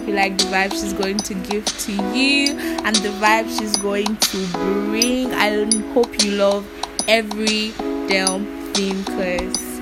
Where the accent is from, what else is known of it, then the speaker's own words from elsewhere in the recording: Ekiti, Nigeria; I'm from Ekiti State.